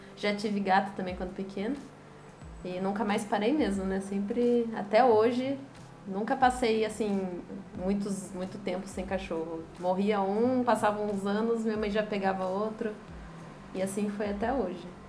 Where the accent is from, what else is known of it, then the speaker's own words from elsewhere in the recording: Taubaté, São Paulo, Brazil; moved away as an adult; now in São Vicente, Brazil; Eu sou de Taubaté, interior de São Paulo